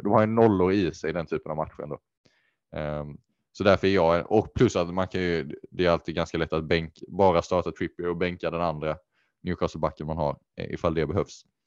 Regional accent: Sweden; som svensk

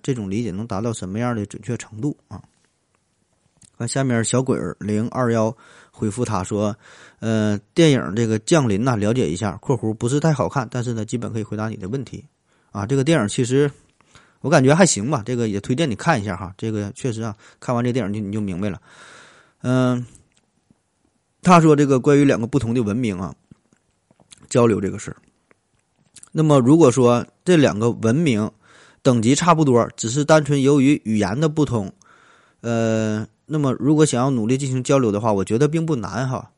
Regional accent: northern China, China; 在咱北方很多地方也都是黑瓦

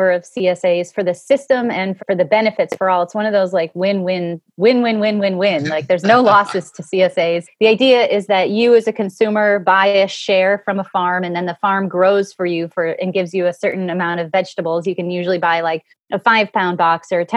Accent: Cleveland, Ohio, United States; My memories of growing up in Cleveland, you know, I was a very urban kid

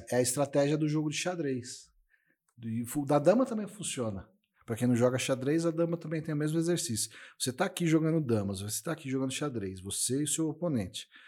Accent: São Paulo, Brazil; moved away; also born or lived in Mato Grosso do Sul; Eu sou de São Paulo, né?

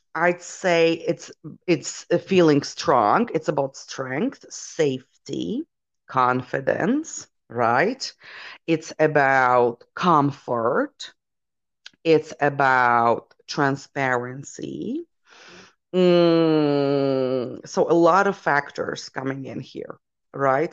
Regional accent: Poland; my origins, I come from Poland

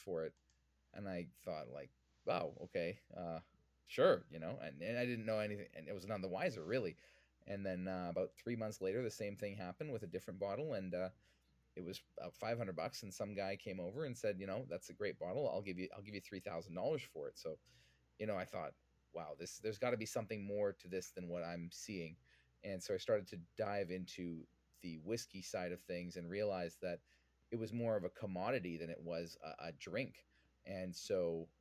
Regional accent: Vancouver, British Columbia, Canada; I'm originally from Vancouver, born and raised

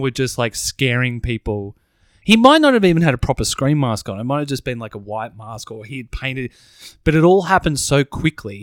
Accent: Broadmeadows, Victoria, Australia; we grew up, we grew up in Broadmeadows

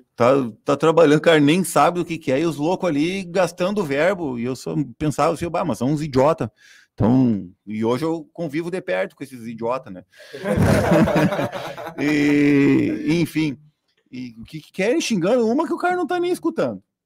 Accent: Itararé, Rio Grande do Sul, Brazil; eu nasci e fui criado no Itararé

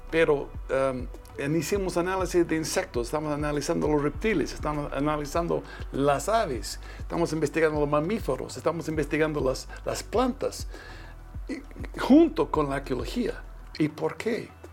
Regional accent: Twin Falls, Idaho, United States; yo nací en Twin Falls, Idaho, pero mi papá era finquero. Yo, yo era un muchacho de finca.

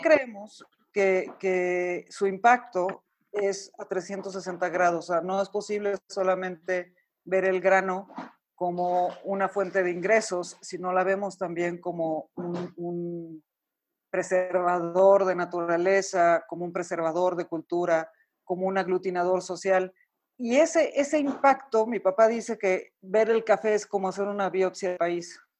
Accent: Mexico; also born or lived in Santiago, Chile; los mexicanos salirnos de nuestro país es difícil, extrañamos la comida, extrañamos a la familia, extrañamos nuestro acento

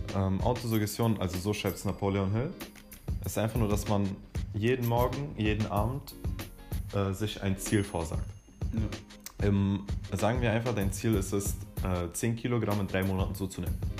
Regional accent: Berlin, Germany; ich bin 17 Jahre alt und ich komme aus Berlin.

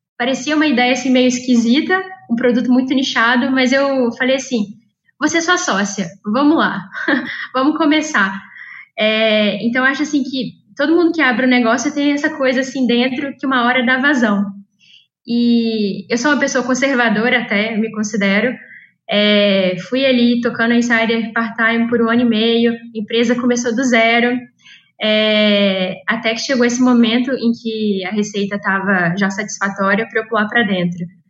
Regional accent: Juiz de Fora, Minas Gerais, Brazil; moved away as an adult; now in São Paulo, Brazil; eu sou mineira de Juiz de Fora e eu vim parar aqui em São Paulo por meio do ITA

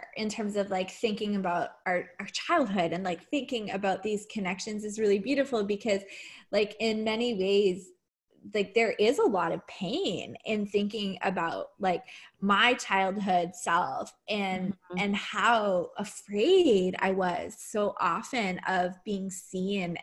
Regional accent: Ottawa, Ontario, Canada; growing up in Ottawa

